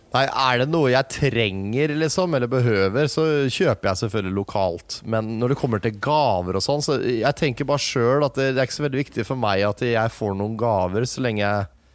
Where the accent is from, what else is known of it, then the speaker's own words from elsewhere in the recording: Norway; Vi er nordmenn som snakker engelsk